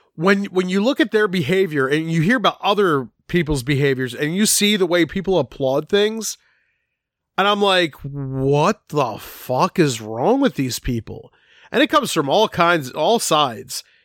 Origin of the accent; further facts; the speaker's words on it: Philadelphia, Pennsylvania, United States; I grew up in Philadelphia